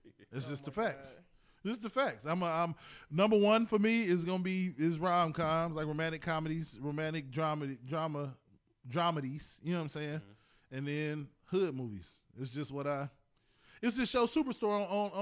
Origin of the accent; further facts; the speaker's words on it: East Cleveland, Ohio, United States; I grew up in East Cleveland